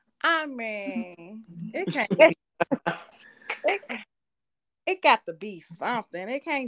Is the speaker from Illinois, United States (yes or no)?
yes; Chicago, Illinois, United States; now in Champaign, United States; I'm from Chicago, but I live in Champaign right now.